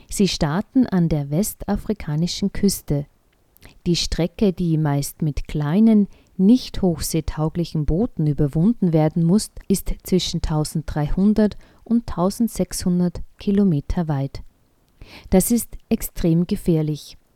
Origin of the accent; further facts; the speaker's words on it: Austria; Moria ist bei uns in Österreich ein eher bekanntes Flüchtlingslager.